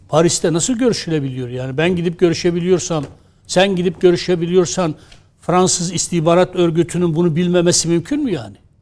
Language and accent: Turkish; Adıyaman, Turkey; Biz Adıyaman Malatya'nın eski ilçesiydik.